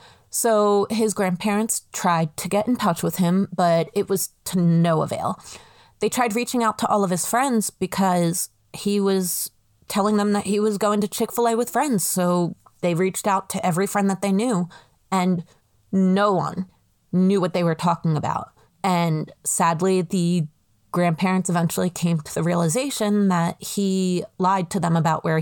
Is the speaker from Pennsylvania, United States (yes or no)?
yes; Bucks County, outside Philadelphia, Pennsylvania, United States; I grew up in a place that I absolutely loved, right outside of Philadelphia.